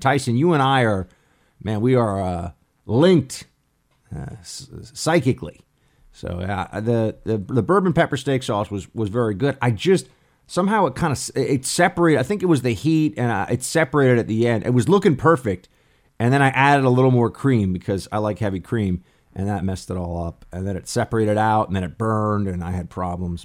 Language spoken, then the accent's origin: English; United States; born and raised in America